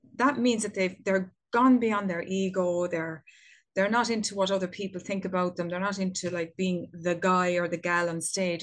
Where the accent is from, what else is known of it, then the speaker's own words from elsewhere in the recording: Ireland; here in my home country of Ireland